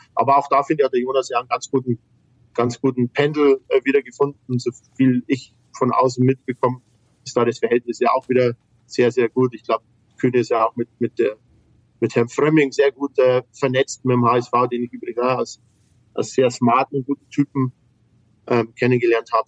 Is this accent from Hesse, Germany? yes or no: no; Bavaria, Germany; bei uns in Bayern